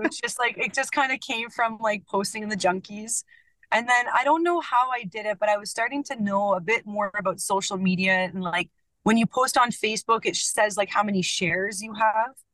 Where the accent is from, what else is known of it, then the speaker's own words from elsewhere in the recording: Ontario, Canada; moved away as an adult; also born or lived in Ottawa, Canada / Edmonton, Canada; originally, I'm actually from Ontario